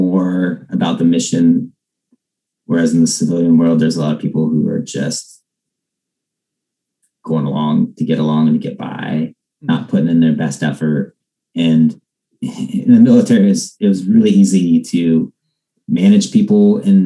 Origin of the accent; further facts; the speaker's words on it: Ohio, United States; I was born in Ohio